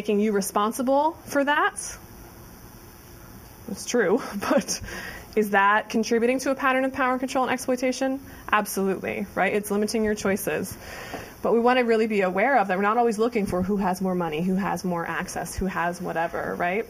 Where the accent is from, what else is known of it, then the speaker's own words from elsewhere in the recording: Ohio, United States; moved away as an adult; I moved from Ohio. I was a 4-H'er